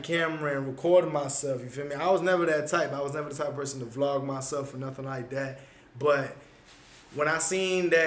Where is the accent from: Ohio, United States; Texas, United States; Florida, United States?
Florida, United States; Broward; I knew a lot of people in Broward in my hometown